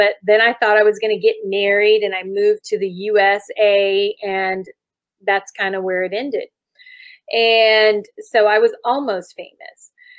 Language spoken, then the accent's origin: English; Germany; I grew up in Germany and traveled all around Europe. And so I'm used to different cultures